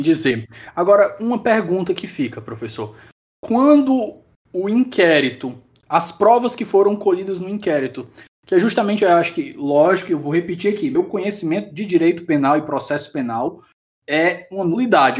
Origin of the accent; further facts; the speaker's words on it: Ceará, Brazil; eu sou do Ceará e no interior do Ceará aqui